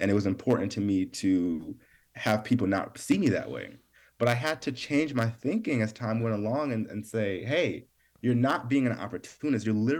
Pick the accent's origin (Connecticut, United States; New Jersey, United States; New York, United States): New York, United States; I was from New York. I wasn't from LA.